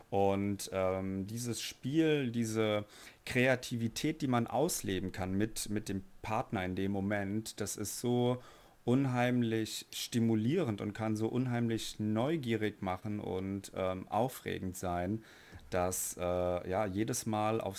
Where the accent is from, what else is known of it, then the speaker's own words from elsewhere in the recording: Frankfurt, Hesse, Germany; ich komme aus Frankfurt, bin 29 Jahre alt, bin Flugbegleiter